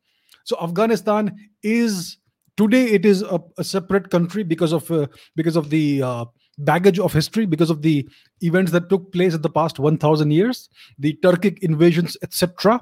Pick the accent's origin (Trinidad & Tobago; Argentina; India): India; We Indians enjoy this.